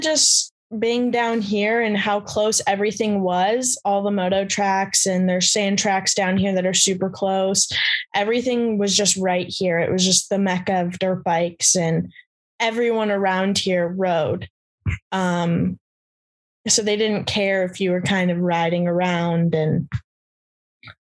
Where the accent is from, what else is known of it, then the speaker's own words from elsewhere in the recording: San Jose, California, United States; moved away as an adult; now in Southern California, United States; I'm actually originally from Northern California, the Bay Area, San Jose